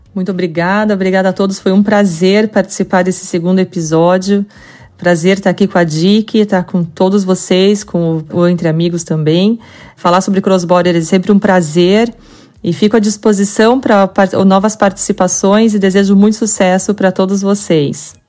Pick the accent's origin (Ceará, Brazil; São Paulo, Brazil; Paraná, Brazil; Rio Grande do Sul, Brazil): Paraná, Brazil; Curitiba; accent: curitibano; vocês estão ouvindo muito bem o meu sotaque curitibano aqui